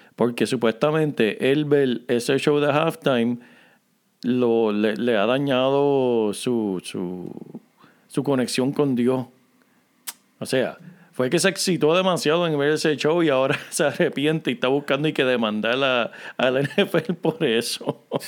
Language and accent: Spanish; Corozal, Puerto Rico; del pueblo donde yo me crié en Puerto Rico